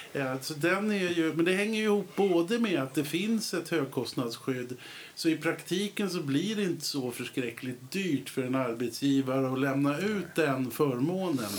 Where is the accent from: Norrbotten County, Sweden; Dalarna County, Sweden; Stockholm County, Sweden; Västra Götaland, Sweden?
Stockholm County, Sweden; Södertälje; Jag är ju uppväxt i Södertälje.